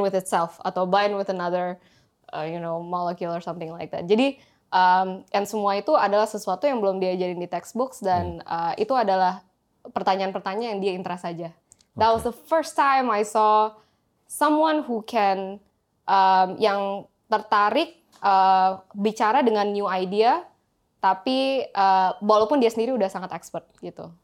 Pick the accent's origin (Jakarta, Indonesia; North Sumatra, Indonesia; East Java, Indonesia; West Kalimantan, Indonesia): Jakarta, Indonesia; moved away; also born or lived in Singapore / United States; Saya lahirnya di Singapura, okay. terus habis itu dua bulan langsung dibawa ke Jakarta